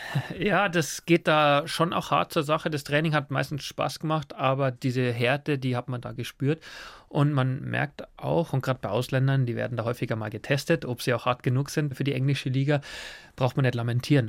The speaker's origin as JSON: {"language": "German", "town": "Forstinning", "region": "Bavaria", "country": "Germany", "tie": "born or raised there", "also_born_or_lived": "England", "moved": "as an adult", "said": "aufgewachsen auf dem Bauernhof in Forstinning"}